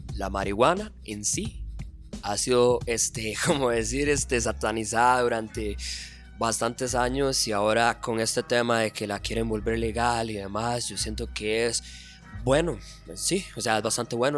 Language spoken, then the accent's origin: Spanish; Tibás, San José, Costa Rica; yo soy de Tibás